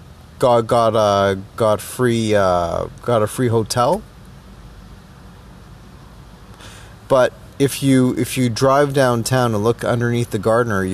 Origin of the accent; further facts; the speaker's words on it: Toronto, Ontario, Canada; as a Canadian, well, Toronto-born Trinidadian Canadian